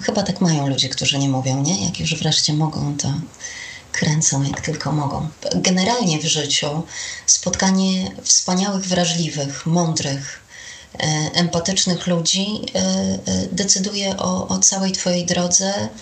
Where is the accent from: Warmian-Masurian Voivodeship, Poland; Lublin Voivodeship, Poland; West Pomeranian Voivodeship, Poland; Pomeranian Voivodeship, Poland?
Warmian-Masurian Voivodeship, Poland; Olsztyn; Pracowałam w radiu olsztyńskim, skąd pochodzę